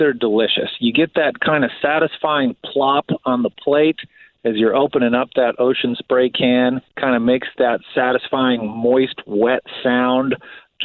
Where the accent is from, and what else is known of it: outside Chicago, the Midwest, Illinois, United States; born or raised there